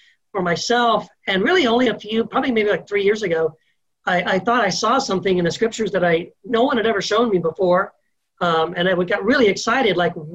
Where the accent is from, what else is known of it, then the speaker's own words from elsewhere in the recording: Texas, United States; moved away as an adult; also born or lived in Tennessee / California / Idaho; now in El Paso, United States; I'm born in Tennessee, raised in Texas, lived 25 years in California, lived 1 year in Idaho, just moved back to El Paso, Texas a year ago. So I'm kind of from all over.